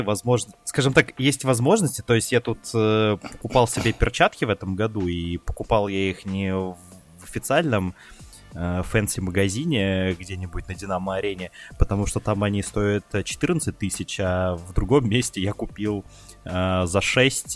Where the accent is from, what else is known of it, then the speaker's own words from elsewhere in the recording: Ryazan, Ryazan Oblast, Russia; у меня в детстве в Рязани ловило 7 каналов